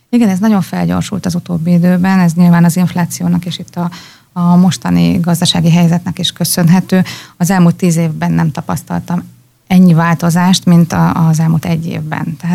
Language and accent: Hungarian; Pécs, Baranya, Hungary; moved away as an adult; also born or lived in Thessaloniki, Greece; Én Pécsi vagyok.